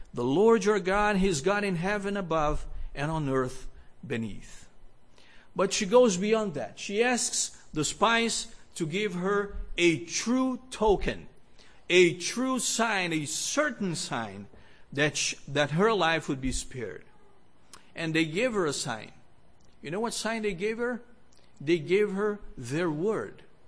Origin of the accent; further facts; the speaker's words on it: Brazil; moved away; also born or lived in Rio de Janeiro; I grew up in Brazil